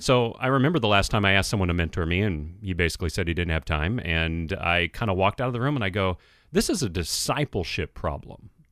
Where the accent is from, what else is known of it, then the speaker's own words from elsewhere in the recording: San Francisco Bay Area, California, United States; now in Minneapolis, United States; I grew up in the San Francisco Bay Area, grew up in a fatherless home